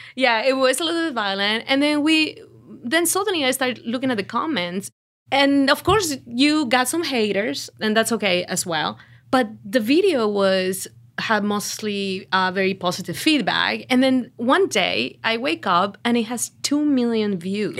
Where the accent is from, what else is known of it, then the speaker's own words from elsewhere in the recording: Mexico; English is a second language; now in Outer Banks, United States; I'm from Mexico, and, but Actually, I almost spend most of my life here in the Outer Banks